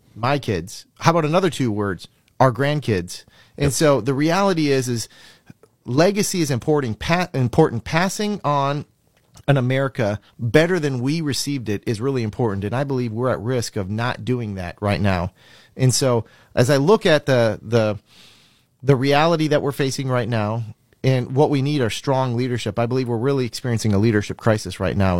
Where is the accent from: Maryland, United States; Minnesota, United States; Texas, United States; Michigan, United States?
Minnesota, United States; moved away as an adult; also born or lived in Fargo, North Dakota / Fortaleza, Brazil; now in Florida, United States; I'm originally from Minnesota, went to college in Fargo, North Dakota, but lived in Brazil. 2007, moved to the great state of Florida